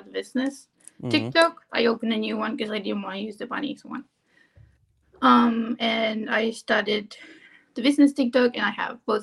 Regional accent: Argentina; moved away as an adult; now in Maryland, United States; I'm from Argentina. I came here to work as a nanny

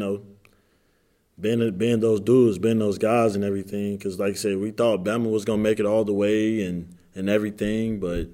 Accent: the South, United States; I'm from the South

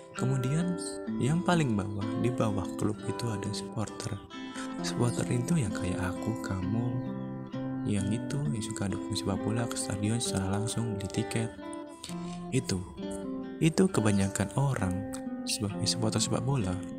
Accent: Indonesia; warga Indonesia

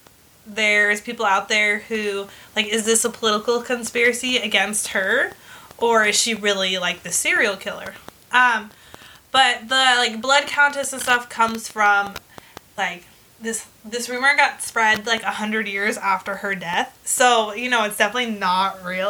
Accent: California, United States; I'm from California. I don't know. We're American

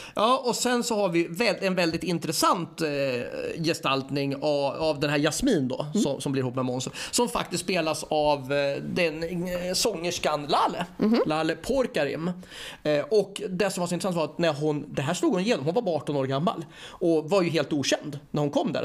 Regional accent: Örebro, Örebro County, Sweden; jag är också från Örebro precis som bröderna Fares

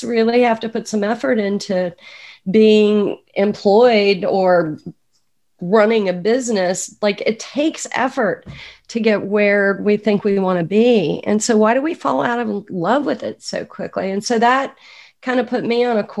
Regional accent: Atlanta, Georgia, United States; also born or lived in New York City, New York; now in Woodstock, United States; I grew up in Atlanta, Georgia, so the accent is authentic

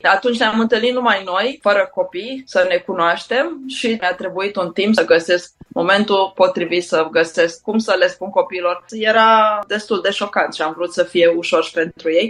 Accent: Bucharest, Romania; am crescut în București cu părinții

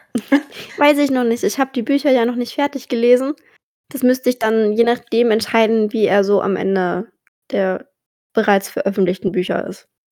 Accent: about 45 minutes from Ochsenfurt, Bavaria, Germany; nur eine Dreiviertelstunde von meiner Heimat

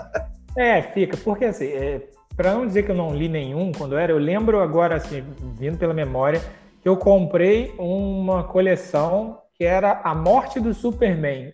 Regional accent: São Fidélis, Rio de Janeiro, Brazil; Eu sou mais interior ainda, sou de São Fidélis

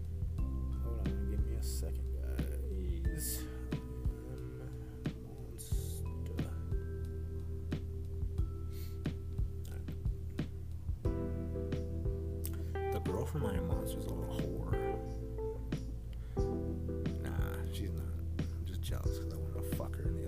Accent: Lubbock, Texas, United States; I'm from Lubbock

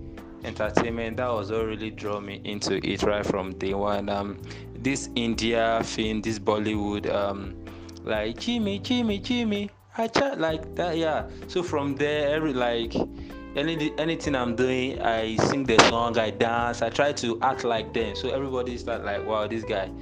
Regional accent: Nigeria; now in Accra, Ghana; I'm from Nigeria. I reside in Ghana, Accra.

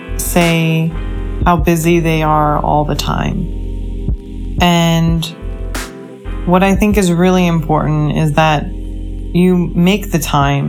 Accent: New York City, New York, United States; I grew up in New York, and there's something about Manhattan that makes you that much more hungrier in life. New York has a lot to do with who I am as a person.

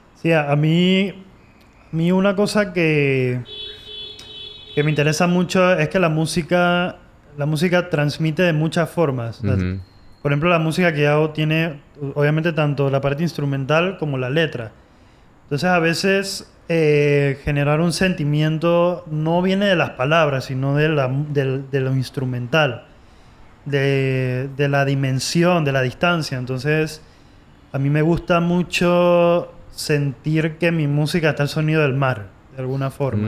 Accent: Panama; yo soy el único panameño de mi familia, o sea, el único nacido en Panamá soy yo

